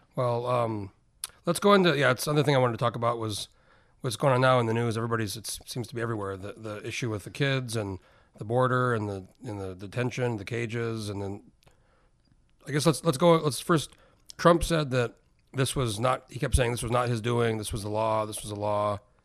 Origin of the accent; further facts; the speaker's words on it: New Mexico, United States; moved away as an adult; I grew up in New Mexico